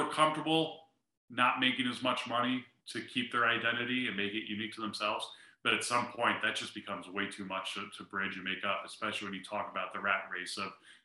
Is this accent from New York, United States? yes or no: yes; New York, United States; I grew up in New York.